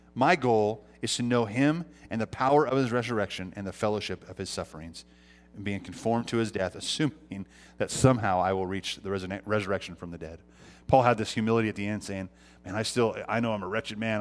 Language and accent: English; Montana, United States; now in California, United States; I'm from Montana, all right? I'm a Montanan. And, uh, it, it's funny 'cause I, I was born here, but I grew up and was raised there.